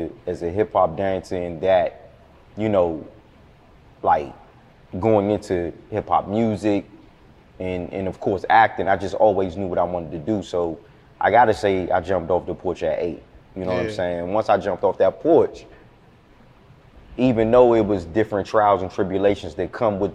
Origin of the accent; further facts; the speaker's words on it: Forestville, Maryland, United States; moved away as an adult; also born or lived in Washington, D.C.; now in Atlanta, United States; Growing up in DMV